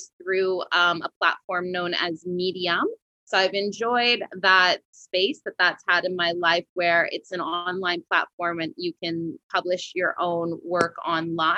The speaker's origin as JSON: {"language": "English", "region": "west coast of Canada", "country": "Canada", "moved": "yes", "lives_now": "Montreal, Canada", "said": "I'm not originally from Montreal, Quebec. I'm originally from the west coast of Canada, which is a lot like California."}